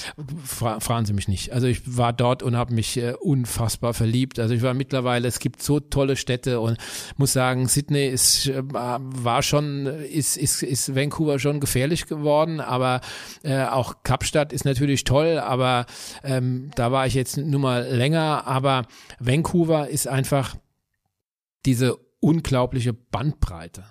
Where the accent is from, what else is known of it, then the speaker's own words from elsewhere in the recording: Bürstadt, Hesse, Germany; ich komme aus Bürstadt, das ist ein kleines äh, Dorf in Südhessen